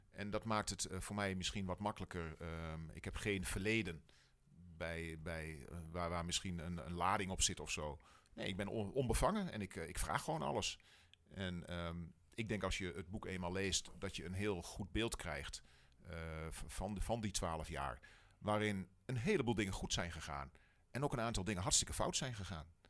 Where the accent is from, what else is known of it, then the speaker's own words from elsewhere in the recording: Wierden, Overijssel, Netherlands; Ik kom uit Wierden, wij wonen in Wierden. Ehm, dus wel een echte tukker